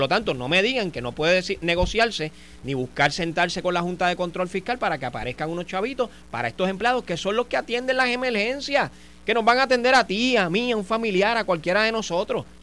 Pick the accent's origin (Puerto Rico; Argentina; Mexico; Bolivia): Puerto Rico; tenemos que indignarnos como puertorriqueños